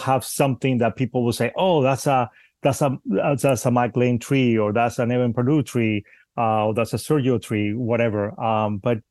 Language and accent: English; Spain; also born or lived in Cuba; now in United States; I'm Cuban and I grew up in Spain, and again I've been in the United States for quite a while now, but mainly I grew up in Spain